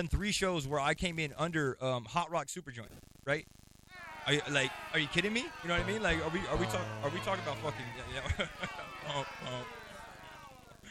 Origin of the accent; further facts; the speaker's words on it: Chandler, Arizona, United States; I'm from Chandler, Arizona.